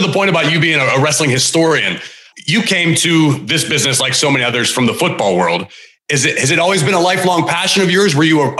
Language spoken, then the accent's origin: English; Pittsburgh, Pennsylvania, United States; I grew up in the Northeast in Pittsburgh